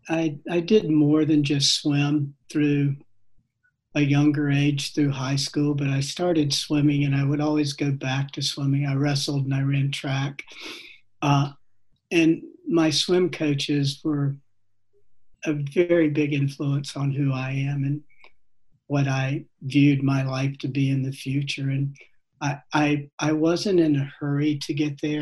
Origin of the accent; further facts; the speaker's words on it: North Carolina, United States; moved away as an adult; also born or lived in Fort Lauderdale, Florida / Austin, Texas; I grew up in North Carolina